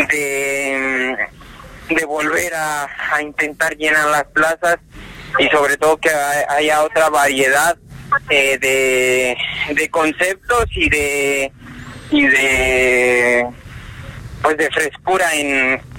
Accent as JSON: {"language": "Spanish", "country": "Mexico", "moved": "as an adult", "lives_now": "Spain"}